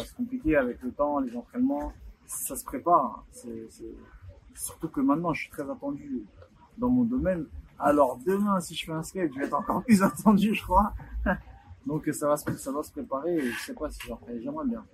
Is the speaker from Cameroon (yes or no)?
yes; Douala, Littoral, Cameroon; Chez moi, à Douala